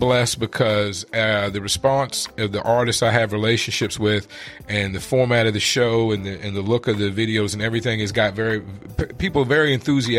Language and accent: English; Richmond, Virginia, United States; moved away as an adult; now in Phoenix, United States; I love my hometown, but Richmond is a small town